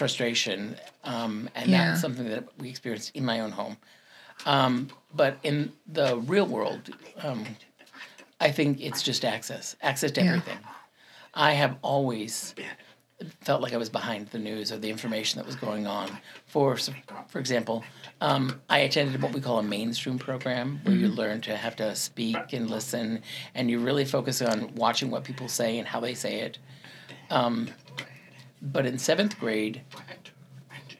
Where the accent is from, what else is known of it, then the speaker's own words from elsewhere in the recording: Salt Lake City, Utah, United States; moved away as an adult; also born or lived in New York / Jacksonville, Florida / Ocala, Florida; now in Iowa, United States; I grew up in Salt Lake City, Utah